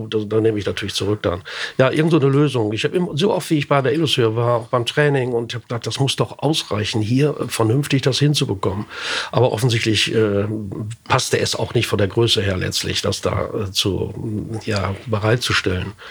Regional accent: Osnabrück, Lower Saxony, Germany; Wir kommen aus Osnabrück, nicht?

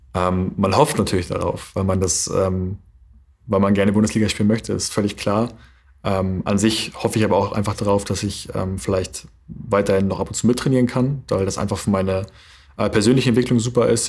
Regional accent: Flensburg, Schleswig-Holstein, Germany; also born or lived in Berlin / North Rhine-Westphalia; ich habe meine komplette Jugend äh, und Kindheit hier verbracht, hier oben. Deswegen ähm, würde ich eher sagen, dass ich Flensburger

